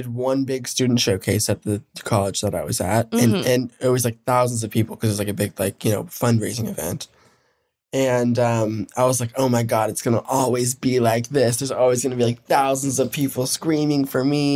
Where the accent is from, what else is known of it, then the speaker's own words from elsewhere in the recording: Denver, Colorado, United States; also born or lived in Evansville, Indiana / Fort Collins, Colorado; My family immediately moved. They're like, skedaddle. Mm-hmm. To Denver. So I just say I was born and raised in Denver.